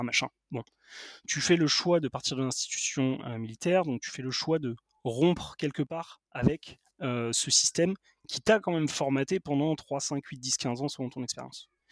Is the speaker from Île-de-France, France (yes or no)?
yes; Paris, Île-de-France, France; je suis parisien